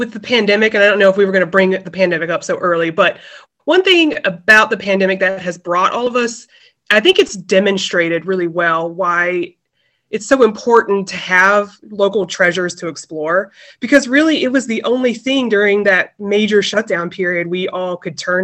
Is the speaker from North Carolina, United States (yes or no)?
yes; North Carolina, United States; moved away as an adult; now in Baltimore, United States; I am actually originally from North Carolina. I moved up here almost 14 years ago